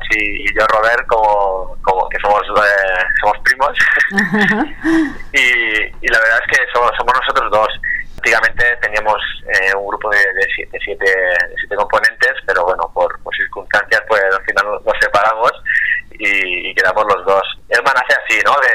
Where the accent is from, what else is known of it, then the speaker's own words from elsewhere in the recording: Tortosa, Catalonia, Spain; de nuestro pueblo, somos de, de Tortosa, Tarragona